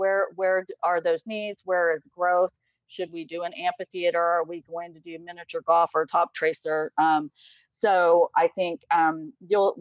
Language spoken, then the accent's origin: English; Texas, United States; now in Los Angeles, United States; I'm from Texas